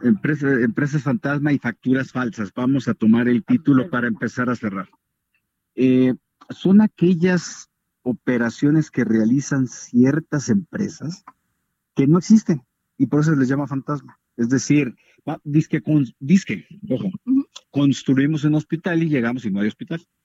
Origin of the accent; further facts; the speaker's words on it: Sinaloa, Mexico; a Sinaloa, de donde soy original